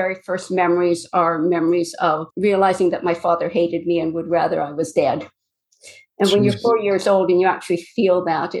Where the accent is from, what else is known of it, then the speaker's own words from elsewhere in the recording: Duncan, British Columbia, Canada; born there; I was born not far from where I'm living now. I was born in Duncan on Vancouver Island. We moved quite a bit. By the time I started grade four, I had changed schools 9 times in 3 provinces.